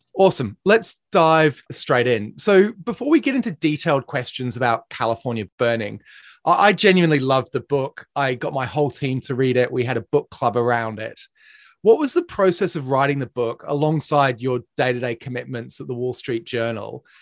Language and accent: English; Australia; moved away; I'm, I'm from Australia